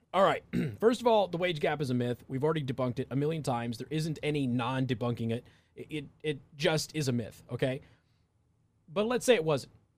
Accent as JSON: {"language": "English", "region": "Southwest", "country": "United States", "moved": "yes", "said": "I'm from the Southwest"}